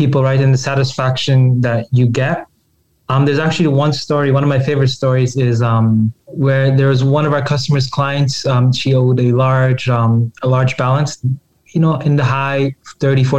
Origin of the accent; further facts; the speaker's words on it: Toronto, Ontario, Canada; now in Edmonton, Canada; I was born and raised in Toronto, moved out west to Edmonton with the family